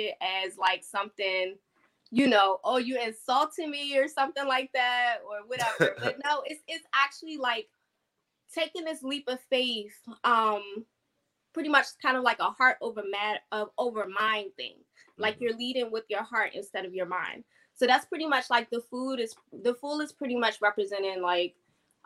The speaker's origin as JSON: {"language": "English", "town": "Landover", "region": "Maryland", "country": "United States", "moved": "yes", "lives_now": "Georgia, United States", "said": "I'm from Landover, but I currently live in Georgia."}